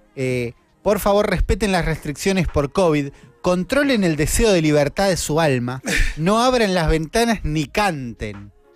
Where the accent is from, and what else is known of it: Argentina